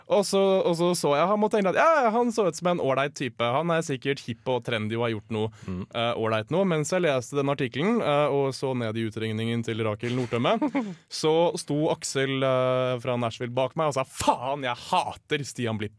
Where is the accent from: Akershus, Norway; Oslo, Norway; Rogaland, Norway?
Oslo, Norway; now in Trondheim, Norway; jeg kommer fra Oslo, men jeg kommer fra en stor